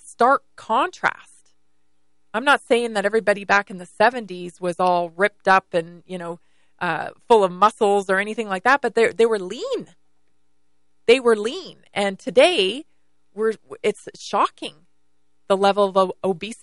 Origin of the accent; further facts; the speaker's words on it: British Columbia, Canada; now in United States; growing up in British Columbia, Canada